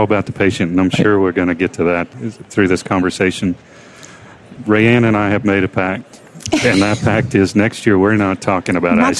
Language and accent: English; Alabama, United States; I know you do great work in Baptist in my home state of Alabama